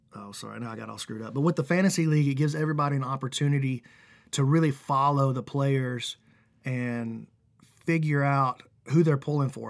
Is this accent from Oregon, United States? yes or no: no; Alabama, United States; I'm, we're from Alabama